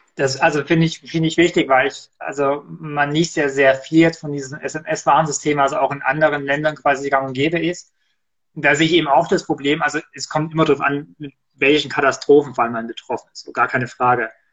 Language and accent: German; Erzgebirge, Saxony, Germany; moved away; bei uns im Erzgebirge, da gab es tatsächlich, jedenfalls als ich da noch gewohnt habe, bis vor einigen Jahren